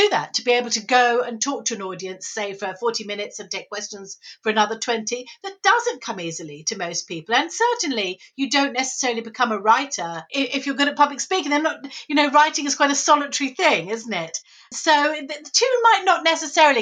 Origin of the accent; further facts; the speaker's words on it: Saltdean, South East England, United Kingdom; near where I was brought up in Saltdean